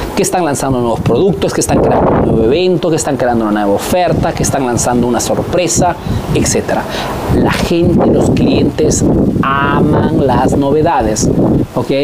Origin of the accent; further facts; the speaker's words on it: Peru; now in Italy; soy un emprendedor peruano que vive, hace negocios en Italia, en Europa principalmente